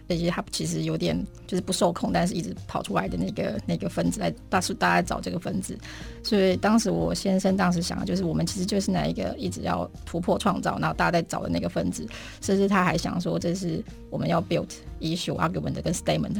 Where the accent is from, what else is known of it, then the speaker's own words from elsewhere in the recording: Fengyuan, Taichung, Taiwan; 我是在封园长大，然后我爷爷奶奶在新社东市，嗯。我外公外婆在大甲海边，所以那个整个台中的三线海线，嗯。整个沿线都是我成长的这个背景